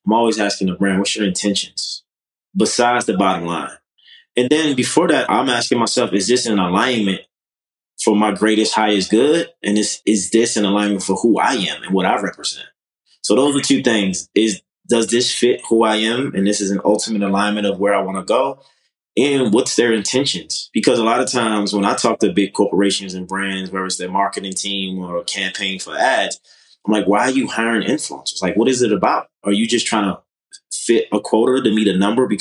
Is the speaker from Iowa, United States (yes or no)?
no; Baltimore, Maryland, United States; moved away as an adult; now in Los Angeles, United States; I'm originally from Baltimore, Maryland. Came to LA at 22, so 13 years ago